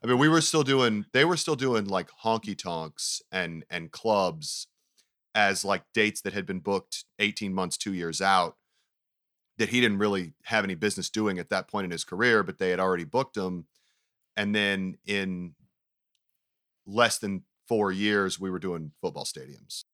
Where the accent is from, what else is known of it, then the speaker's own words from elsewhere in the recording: Knoxville, Tennessee, United States; also born or lived in Farragut, Tennessee; my family moved to Knoxville, Tennessee when I was in like the 7th grade